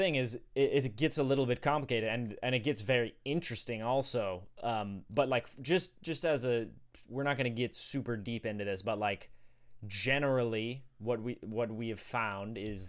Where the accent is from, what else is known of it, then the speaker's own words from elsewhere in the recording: Sweden; I was born in Sweden.